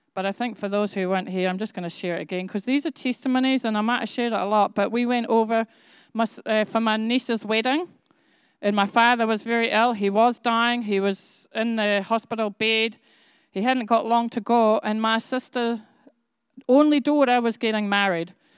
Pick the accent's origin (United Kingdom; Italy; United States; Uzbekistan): United Kingdom; Bradford, Yorkshire and the Humber; I was born in Yorkshire